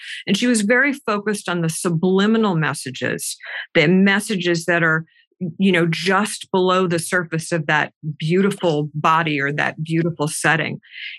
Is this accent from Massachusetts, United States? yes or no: yes; Massachusetts, United States; Outside of Boston.